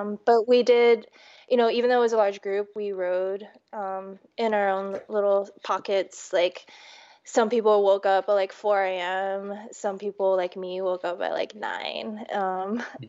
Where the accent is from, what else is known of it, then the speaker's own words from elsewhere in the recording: D.C., East Coast, United States; also born or lived in New York; now in Portland, United States; I grew up on the East Coast, right outside of Washington, D.C.